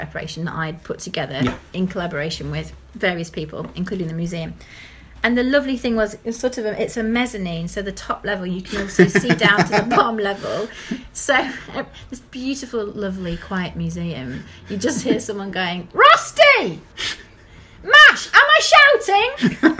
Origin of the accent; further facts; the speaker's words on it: Lancashire, North West England, United Kingdom; now in Brighton, United Kingdom; I was born in Lancaster, and I grew up in Lancashire